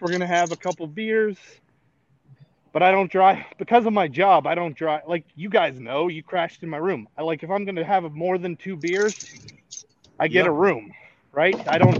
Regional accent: Emmaus, Pennsylvania, United States; So I'm in my hometown of Emmaus.

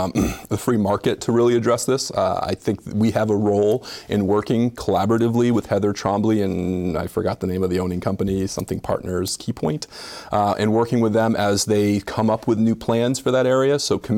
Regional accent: South Burlington, Vermont, United States; When I grew up in South Burlington back in the good old days

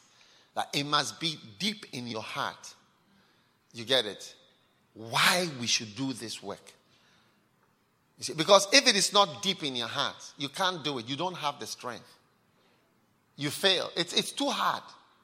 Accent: Ghana; moved away as an adult; now in Canada; I came from Ghana to start a church here in Canada

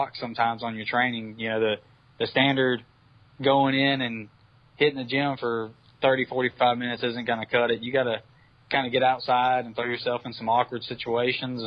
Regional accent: Mobile, Alabama, United States; So Jacksonville is more like my climate at home. I'm from Mobile, Alabama

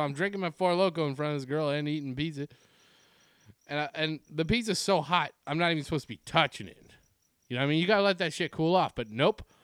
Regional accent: Ontario, Canada; growing up in Ontario, as a fan of the Montreal Canadiens

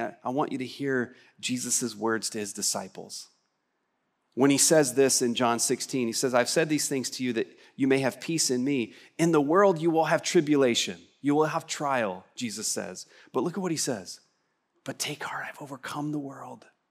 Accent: West Texas, United States; I'm from West Texas

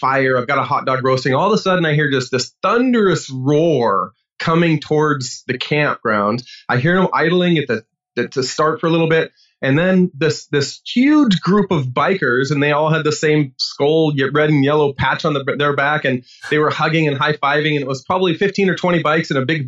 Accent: Washington, United States; I grew up in Washington State

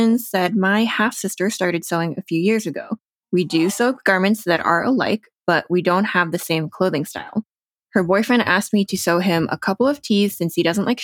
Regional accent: New Jersey, United States; now in Denver, United States; second generation Taiwanese American, born and raised in New Jersey

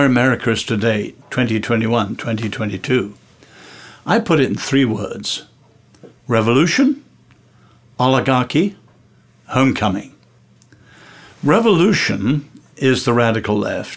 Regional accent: England, United Kingdom; I'm English

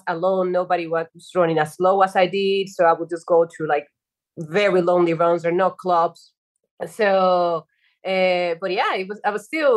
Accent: Dominican Republic; moved away as an adult; also born or lived in Spain; I'm originally from Dominican Republic, by the way. So I came to Spain in 2007 to do a master's degree

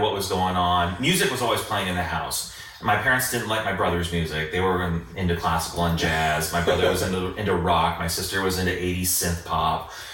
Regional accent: Fishers, Indiana, United States; literally grew up in fishers

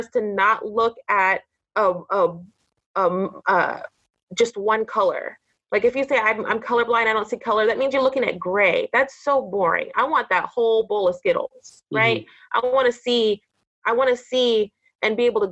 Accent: Orange County, California, United States; I grew up in Orange County, California

